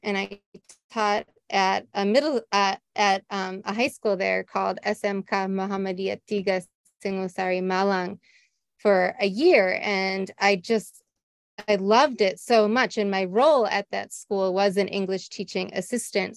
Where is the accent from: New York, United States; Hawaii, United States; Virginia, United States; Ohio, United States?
Ohio, United States; Cleveland; moved away; I grew up in Ohio, USA, mm-hmm. right outside of the city of Cleveland